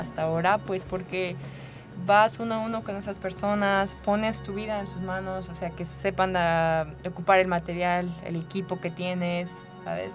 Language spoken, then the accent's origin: Spanish; Querétaro, Mexico; moved away as an adult; also born or lived in France; now in United Arab Emirates; soy mexicana, soy de Querétaro, pero ya hace 11 años que no estoy aquí